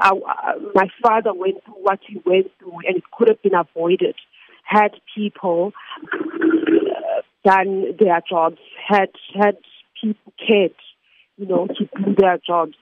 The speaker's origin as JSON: {"language": "English", "country": "South Africa", "said": "as a South African citizen"}